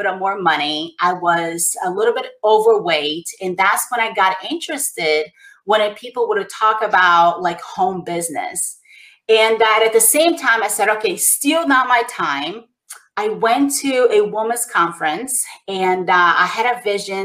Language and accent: English; Brazil; moved away; I grew up in poverty in Brazil.